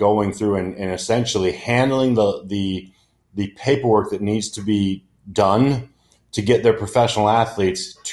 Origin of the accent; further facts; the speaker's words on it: United States; I am American